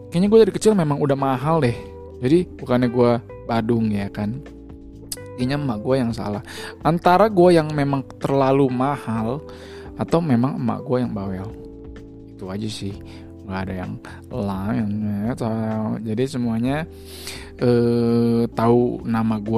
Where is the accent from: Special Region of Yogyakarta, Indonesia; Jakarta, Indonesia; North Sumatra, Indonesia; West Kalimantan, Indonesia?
Jakarta, Indonesia; lahirnya juga di Jakarta kalau mau ke toilet juga di Jakarta makanya itu gue sebut sebagai anak Jakarta tepatnya gue itu be berada berkubuh di Jakarta Utara di mana tuh Kelapa Gading